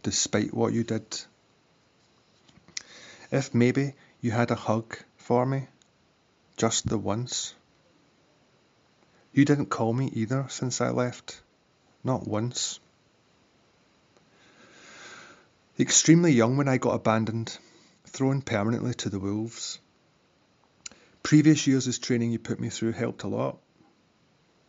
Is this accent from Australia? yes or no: no; Glasgow, Scotland, United Kingdom; I'm from Glasgow